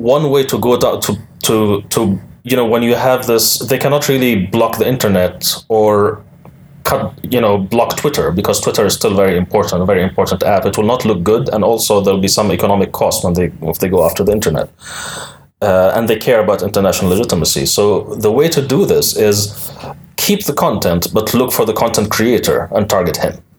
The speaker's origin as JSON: {"language": "English", "country": "United Arab Emirates", "tie": "born or raised there", "moved": "yes", "said": "I lived my entire life in the United Arab Emirates"}